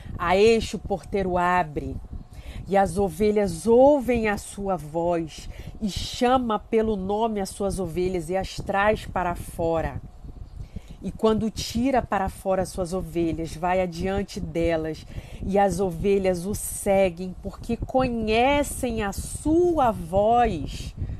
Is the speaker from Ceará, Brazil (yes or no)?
no; Rio de Janeiro, Brazil; Eu sou do Rio de Janeiro